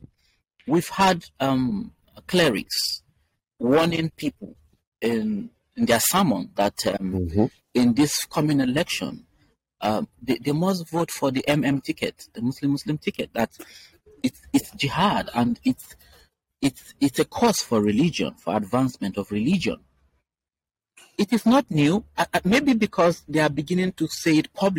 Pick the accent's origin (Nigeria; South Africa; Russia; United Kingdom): Nigeria; Middle Belt; I'm from the Middle Belt, I no longer tell people that I'm from Northern Nigeria. I tell people that I'm from the Middle Belt